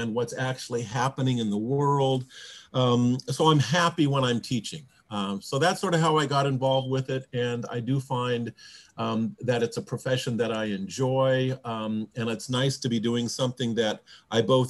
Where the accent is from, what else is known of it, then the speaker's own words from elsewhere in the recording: Bellevue, Washington, United States; I'm from Bellevue